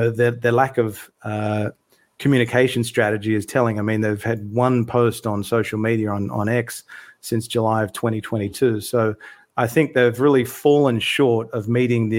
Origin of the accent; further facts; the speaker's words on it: Sydney, New South Wales, Australia; now in Melbourne, Australia; I'm originally from Sydney, live in Melbourne now in Australia